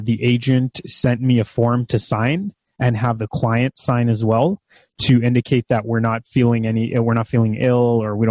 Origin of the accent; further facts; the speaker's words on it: Mississauga, Ontario, Canada; also born or lived in Brampton; I grew up in Mississauga and Brampton